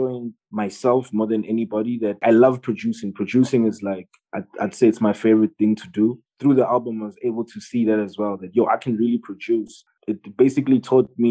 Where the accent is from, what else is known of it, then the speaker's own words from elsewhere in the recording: South Africa; being South African